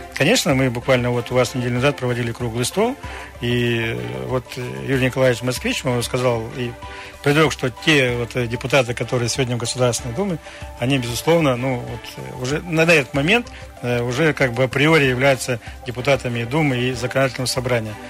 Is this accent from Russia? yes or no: yes; Krasnoyarsk Krai, Russia